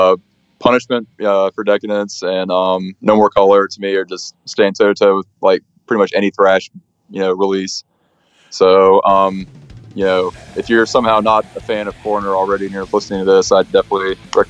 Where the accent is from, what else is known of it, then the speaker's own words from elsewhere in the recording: Birmingham, Alabama, United States; Even though we're from Birmingham